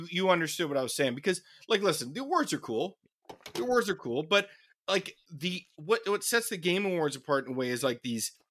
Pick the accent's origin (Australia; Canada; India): Canada; We're Canadian.